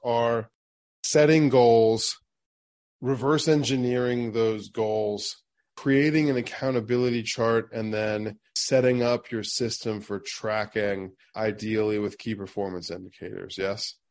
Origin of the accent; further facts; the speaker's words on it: Springfield, Ohio, United States; I also did a lot of my growing up in Springfield, Ohio